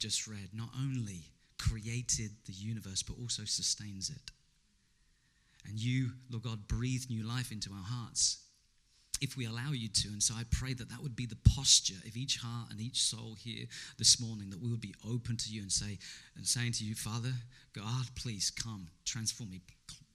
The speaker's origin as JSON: {"language": "English", "region": "England", "country": "United Kingdom", "tie": "born or raised there", "said": "the Pakistani community in my hometown in England"}